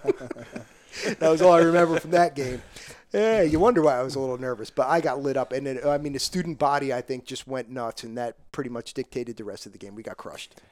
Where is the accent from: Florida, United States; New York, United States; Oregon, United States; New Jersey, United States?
New Jersey, United States; Parsippany; I came from Parsippany